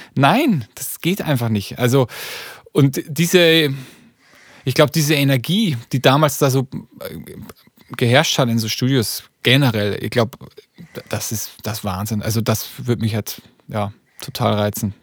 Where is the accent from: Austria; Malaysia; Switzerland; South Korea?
Austria; Upper Austria; now in Hamburg, Germany; vor allem in Oberösterreich, aus dem Bundesland, wo ich herkomme